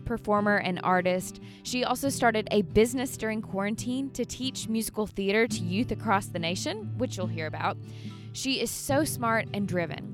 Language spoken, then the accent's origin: English; Birmingham, Alabama, United States; moved away as an adult; now in Franklin, United States; I grew up in Birmingham, Alabama, and then I moved here about 3 years ago.